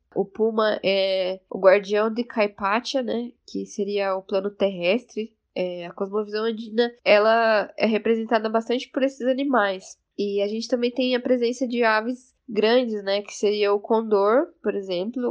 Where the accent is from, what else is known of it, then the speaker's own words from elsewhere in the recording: São Paulo, Brazil; sou brasileira boliviana, nasci aqui em São Paulo, mas a minha família paterna é da etnia Quechua, do norte de Potosí